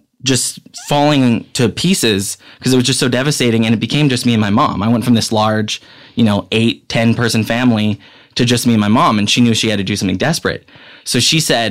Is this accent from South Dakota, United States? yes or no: yes; Pine Ridge Indian Reservation, South Dakota, United States; I'm from the Pine Ridge Indian Reservation.